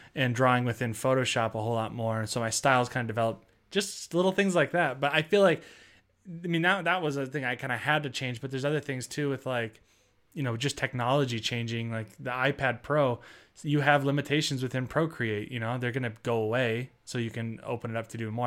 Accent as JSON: {"language": "English", "town": "Seattle", "region": "Washington", "country": "United States", "moved": "yes", "said": "I'm from Seattle and my family's from there still"}